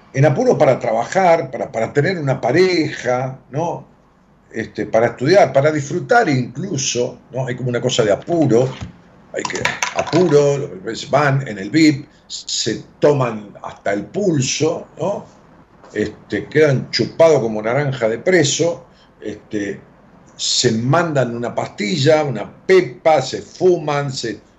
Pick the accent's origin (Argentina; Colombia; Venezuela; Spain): Argentina; Ramos Mejía, Buenos Aires Province; en mi pueblo, en Raúl Mejía